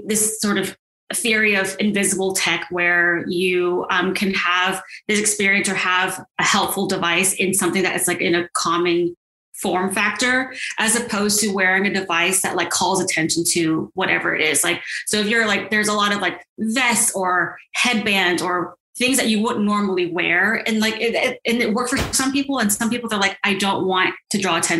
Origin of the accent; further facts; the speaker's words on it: Silicon Valley, Bay Area, California, United States; moved away as an adult; also born or lived in New York / Los Angeles; And I'm from the Bay Area. I grew up in Silicon Valley